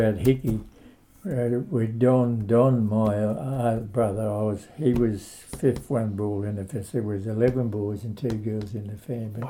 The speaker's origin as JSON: {"language": "English", "town": "Geelong", "region": "Victoria", "country": "Australia", "tie": "born or raised there", "also_born_or_lived": "Colac / Tenterfield", "said": "I was born in Colac, and we moved to Geelong when I was two. So really, I'm a real Geelong person."}